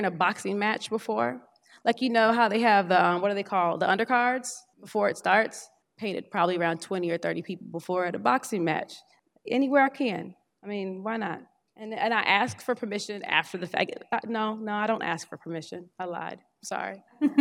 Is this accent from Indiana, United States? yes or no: yes; Indiana, United States; now in Durham, United States; I was born in Durham, North Carolina, but when I was an infant, we moved to Indiana